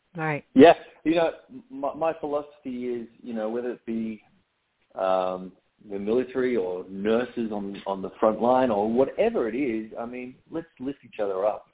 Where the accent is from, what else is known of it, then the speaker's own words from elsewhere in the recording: Australia; moved away as an adult; now in United States; I'm a poor excuse for an Australian growing up on the beach.